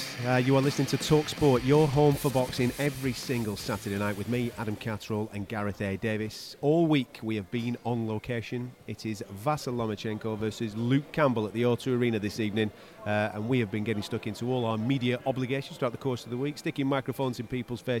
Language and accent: English; United Kingdom; as a British fight fan, you can't help but get excited